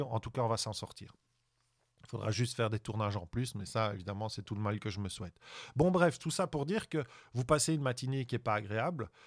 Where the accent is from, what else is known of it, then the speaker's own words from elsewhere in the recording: Belgium; je suis belge